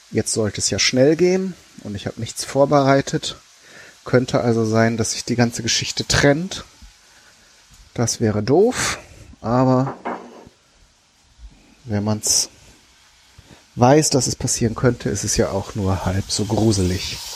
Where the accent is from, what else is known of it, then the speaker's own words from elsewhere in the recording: North Rhine-Westphalia, Germany; Ich komme ja ursprünglich aus Ostwestfalen. Und da ist man dann so ganz pragmatisch, ne?